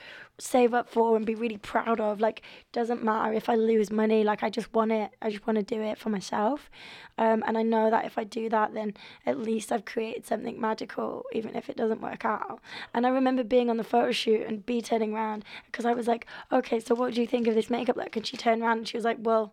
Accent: York, Yorkshire and the Humber, United Kingdom; I grew up in York

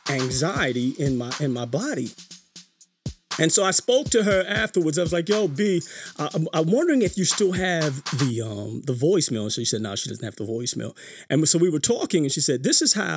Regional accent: New York City, New York, United States; growing up in New York City

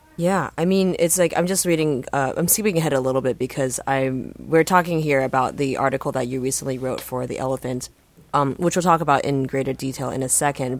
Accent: United States; I grew up near New York

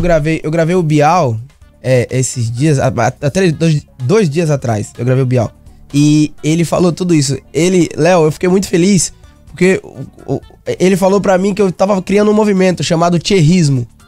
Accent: interior of Bahia, Brazil; moved away; also born or lived in Salvador; eu nasci em Salvador, né? Sou soteropolitano. Mas aí eu, eu, fui morar no interior da Bahia

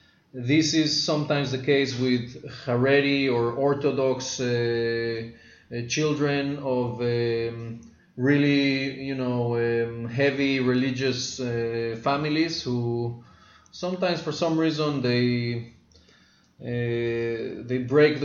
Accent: Mexico; moved away as an adult; now in Israel; I was born in Mexico, grew up there, and emigrated to Israel at the age of 19.

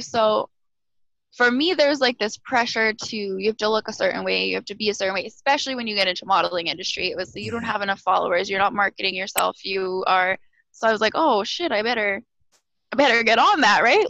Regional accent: Alberta, Canada; moved away as an adult; now in Montreal, Canada; I am a born and raised Alberta girl

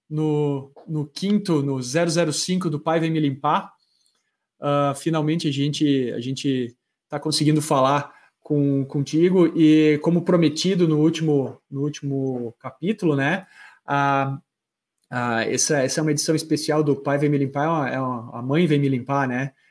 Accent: Caxias do Sul, Rio Grande do Sul, Brazil; eu, eu sou natural de Caxias do Sul, né? Então, fui para fui para Porto Alegre para me aventurar na grande metrópole

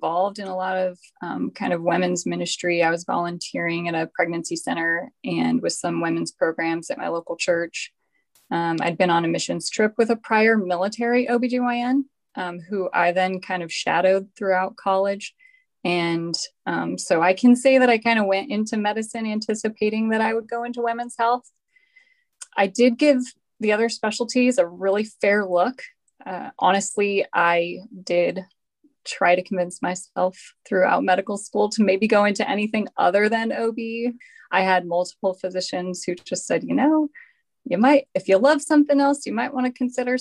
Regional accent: Colorado Springs, Colorado, United States; moved away as an adult; also born or lived in Bethesda, Maryland; now in Tokyo, Japan; I'm from Colorado Springs originally, where I attended undergraduate

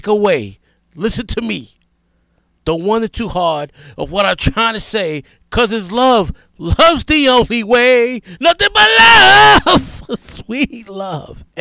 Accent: New York City, New York, United States; first language English; growing up in the South Bronx as a little boy from 1975 to 1981, the years I was 7 to 13.

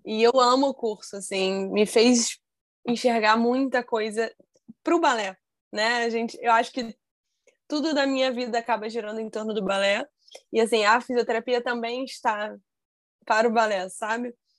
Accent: Brazil; eu vou ser bailarina no meu país

